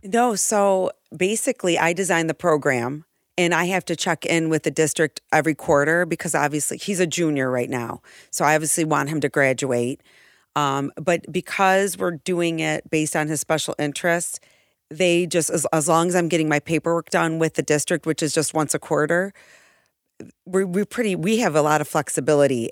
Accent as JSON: {"language": "English", "town": "Irondequoit", "region": "New York", "country": "United States", "tie": "born or raised there", "also_born_or_lived": "Seminole County, Florida", "said": "I grew up in Arundicoit, uh, born and raised between East and West Arundicoit."}